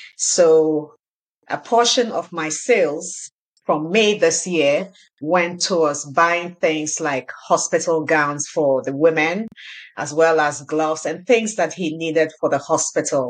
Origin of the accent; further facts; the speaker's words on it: Ghana; now in Canada; I grew up in Ghana